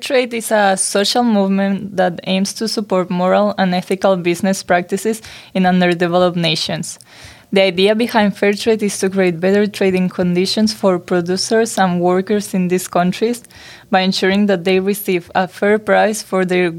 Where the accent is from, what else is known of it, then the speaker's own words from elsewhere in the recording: Spain; moved away; I was born in Spain